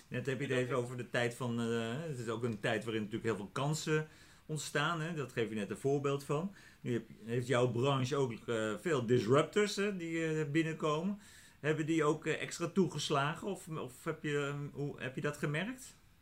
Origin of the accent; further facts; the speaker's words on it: Netherlands; als Nederlanders